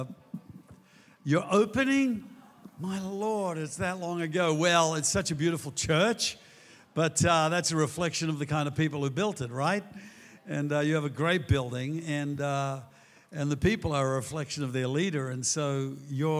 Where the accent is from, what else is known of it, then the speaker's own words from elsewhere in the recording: Australia; all the great things that make us Australians here